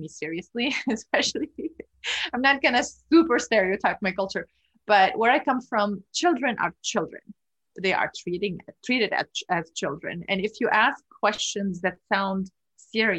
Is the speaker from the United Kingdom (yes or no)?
no; Lebanon; moved away as an adult; now in United States; Growing up in Lebanon, I also had this urge for justice